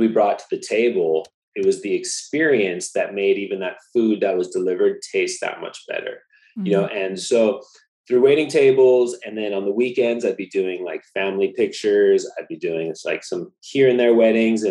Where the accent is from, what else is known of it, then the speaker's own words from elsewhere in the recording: Laguna Beach, California, United States; moved away as an adult; also born or lived in Maui; I grew up in Laguna Beach